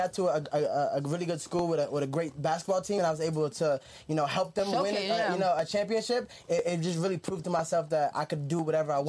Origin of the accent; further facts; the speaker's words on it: New Jersey, United States; moved away as an adult; now in Las Vegas, United States; I'm from Jersey.